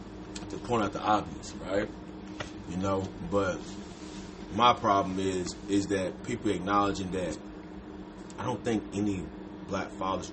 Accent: Georgia, United States; I'm born and raised in Georgia

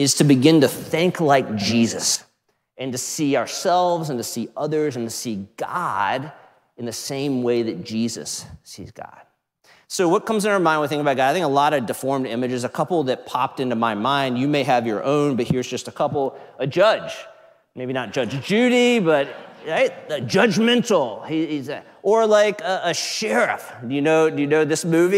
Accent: Outer Banks, North Carolina, United States; moved away; we were just out east where I grew up in the Outer Banks

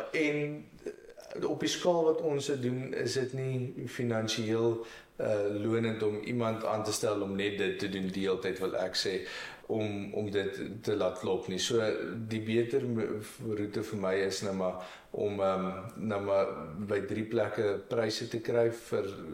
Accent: Marquard, Free State, South Africa; also born or lived in United States; ek het ek het in die dorp groot geword

